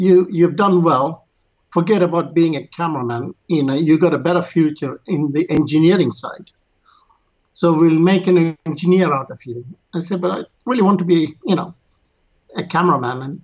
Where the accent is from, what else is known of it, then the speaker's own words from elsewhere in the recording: Yemen; moved away; also born or lived in India; My family comes from India, and I was born in Yemen.